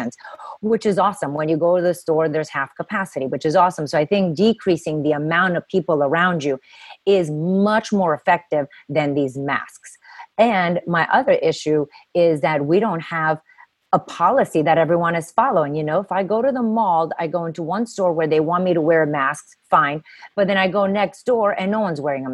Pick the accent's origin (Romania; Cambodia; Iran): Romania; now in United States; I grew up in communism. I come from Romania. And I grew up in communism